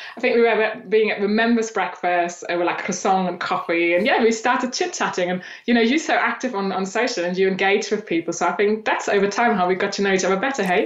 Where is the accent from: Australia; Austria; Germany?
Germany; eastern Germany; moved away as an adult; now in England; I grew up in Eastern Germany